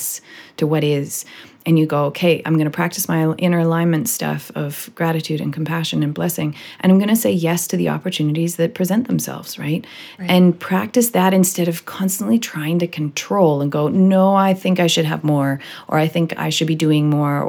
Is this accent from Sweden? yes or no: no; Vancouver, British Columbia, Canada; also born or lived in Miami, United States; I'm from Vancouver, you know, it's up by Seattle